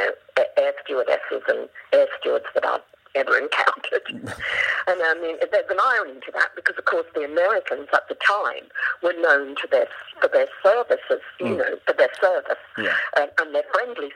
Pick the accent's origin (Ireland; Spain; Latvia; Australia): Australia; accent: Australian; moved away as an adult; also born or lived in England; my childhood in Australia